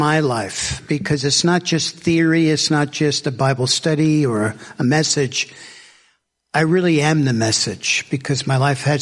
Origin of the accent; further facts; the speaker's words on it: southern Alabama, United States; I'm from Alabama, and I'm southern Alabama, and I'm 20 minutes from the ocean where I live